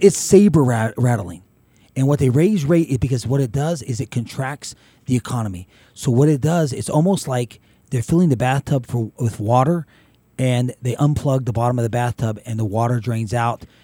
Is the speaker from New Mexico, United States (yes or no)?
yes; Carlsbad, New Mexico, United States; my hometown Carlsbad